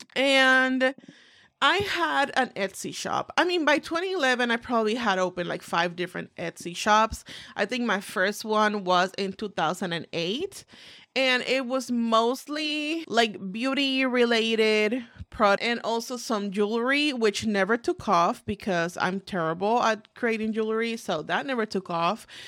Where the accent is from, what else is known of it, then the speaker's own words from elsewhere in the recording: Puerto Rico; moved away as an adult; now in United States; I was born and raised in the beautiful island of Puerto Rico.